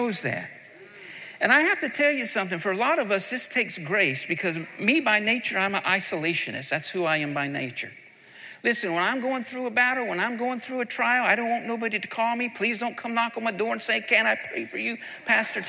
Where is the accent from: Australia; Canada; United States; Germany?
United States; the South; I'm from the South, and we love barbecue where I'm from.